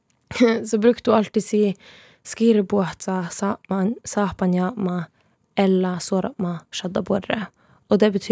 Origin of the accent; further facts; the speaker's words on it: Sápmi, Norway; derfor må du vite at jeg er same.